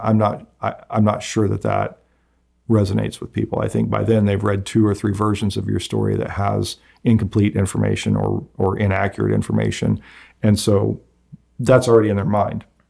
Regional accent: Nickerson, Kansas, United States; growing up in Nickerson

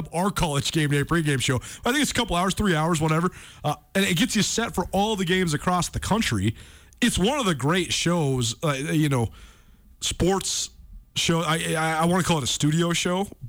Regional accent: Missoula, Montana, United States; my hometown

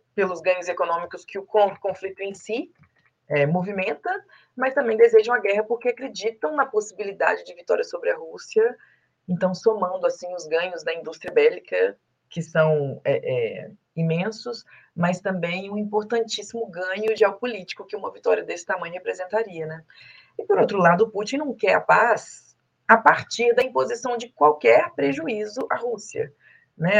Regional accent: Minas Gerais, Brazil; como uma boa mineira

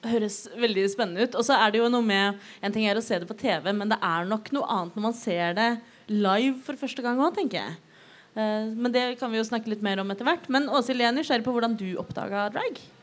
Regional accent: Oslo, Norway; Jeg er født og oppvokst i Oslo

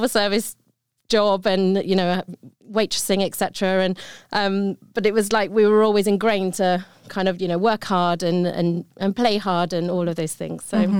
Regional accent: Sutton Coldfield, West Midlands, United Kingdom; So I'm from the UK, as you might be able to tell from my accent. And we grew up in a town just north of Birmingham called Sutton Coldfield.

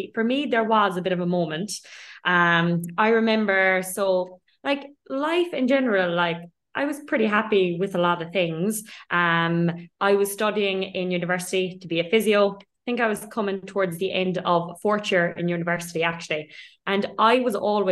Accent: Ireland; moved away as an adult; also born or lived in London; now in Dubai, United Arab Emirates; I'm Irish by background. I lived most of my life in Ireland.

